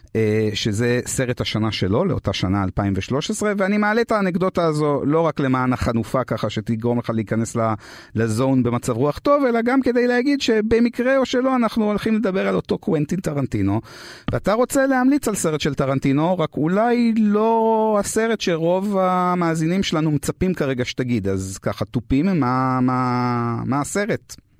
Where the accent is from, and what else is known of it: France